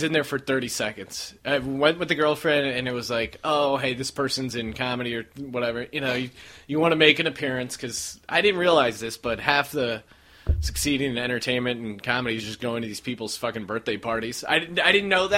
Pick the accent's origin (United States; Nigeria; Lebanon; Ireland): United States; Bethlehem, Pennsylvania; now in Los Angeles, United States; I'm from Bethlehem, outside of Philly